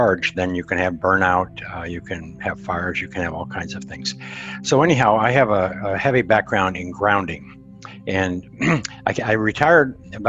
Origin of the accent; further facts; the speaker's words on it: Montana, United States; I'm a cowboy from Montana that I'm 76, going on 76, and I spent 30 years in the communications industry.